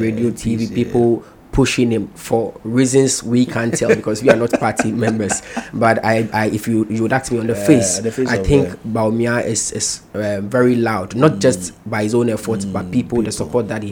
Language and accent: English; Ghana; I as a Ghanaian